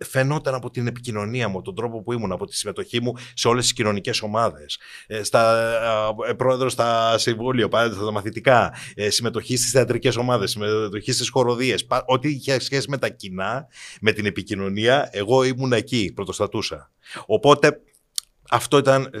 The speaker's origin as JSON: {"language": "Greek", "town": "Kiato", "region": "Peloponnese", "country": "Greece", "said": "Είμαι ένα παιδί από το Κιάτο Κορινθία"}